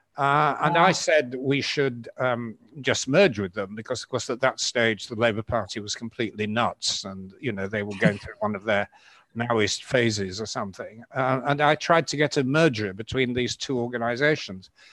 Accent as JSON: {"language": "English", "town": "York", "region": "Yorkshire and the Humber", "country": "United Kingdom", "tie": "born or raised there", "said": "I was in New York, it was my hometown"}